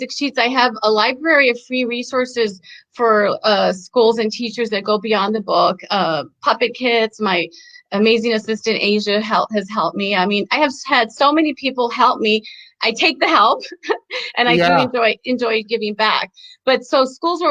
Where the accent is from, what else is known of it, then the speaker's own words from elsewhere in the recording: El Paso, Texas, United States; moved away; I grew up in El Paso, Texas